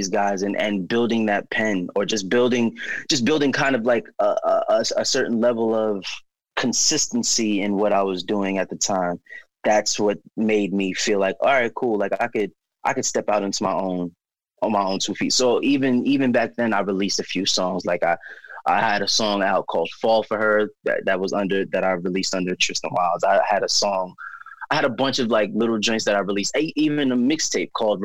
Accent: New York City, New York, United States; I'm from Staten Island.

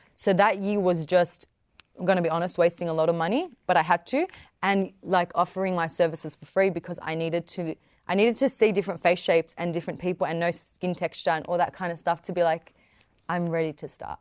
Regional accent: the West, New South Wales, Australia; I'm young. I'm Middle Eastern. I come from the West.

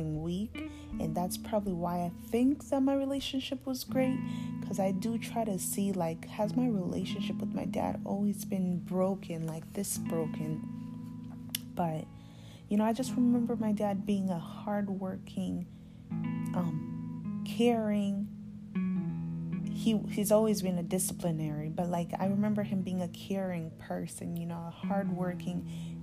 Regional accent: Zambia; moved away; also born or lived in Alaska; We grew up in Zambia. That's where I was born.

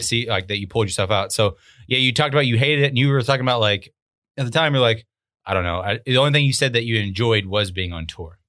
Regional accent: Arkansas, United States; moved away; I was from Arkansas

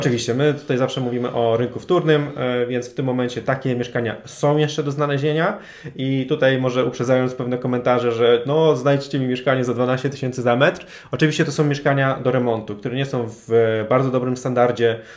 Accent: Toruń, Kuyavian-Pomeranian Voivodeship, Poland; now in Warsaw, Poland; ja też z Warszawy nie jestem. Jestem osobą, która pochodzi z Torunia

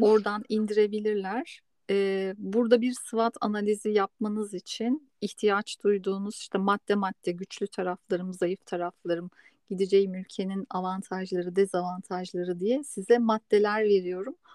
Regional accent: Istanbul, Turkey; moved away as an adult; now in Spain; ben de doğma büyüme İstanbul'da olduğum için İspanya'ya göç edene kadar

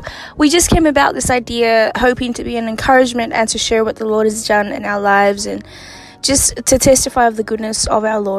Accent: Melbourne, Victoria, Australia; I'm from Melbourne, Australia, and I'm 20 years old.

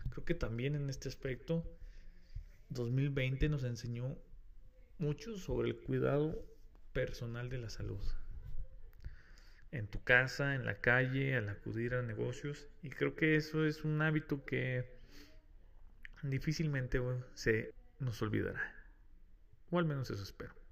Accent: Mexico; Hago un paréntesis aquí, como buen mexicano, no creas que el que ya está la vacuna significa que no hay COVID

